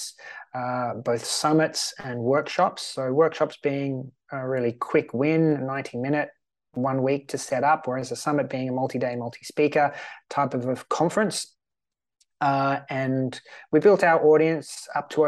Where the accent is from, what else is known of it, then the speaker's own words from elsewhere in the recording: Australia; also born or lived in Sweden; now in Malta; I'm Australian. I'm currently living in Sweden.